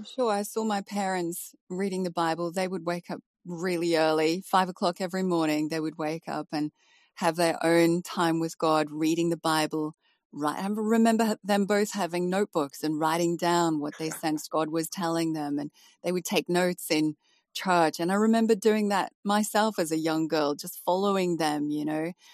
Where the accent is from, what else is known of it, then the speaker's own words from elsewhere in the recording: South Africa; moved away as an adult; also born or lived in Malaysia / Dubai / West Midlands; now in United Kingdom; coming from South Africa, even though I'm from an English family